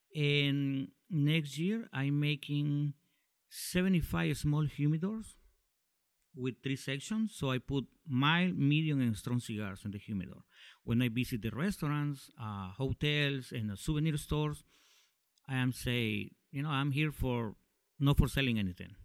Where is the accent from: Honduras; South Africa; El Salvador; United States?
Honduras; Tegucigalpa, Francisco Morazán; I'm from Honduras